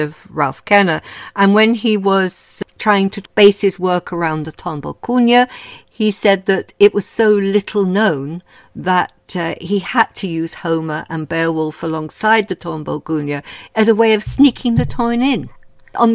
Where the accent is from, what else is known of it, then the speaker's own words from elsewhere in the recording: London, United Kingdom; I grew up in Kenselrise, which is within walking distance of the Kilburn High Road.